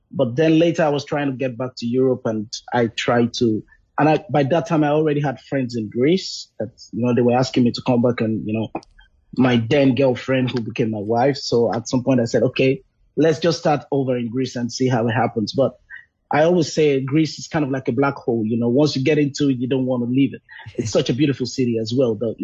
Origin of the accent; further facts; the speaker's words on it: Lagos, Nigeria; I grew up in Lagos. You know, I'm from Nigeria, so I was born in Lagos, and that's where I grew up.